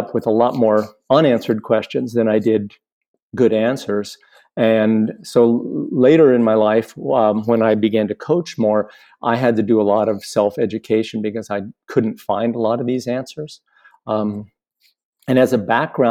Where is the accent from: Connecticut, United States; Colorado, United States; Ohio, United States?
Colorado, United States; Boulder; moved away as an adult; also born or lived in Washington State; now in Washington, United States; I grew up in Boulder, and left Boulder in about 1980, I think 85 or six. I live now in Washington State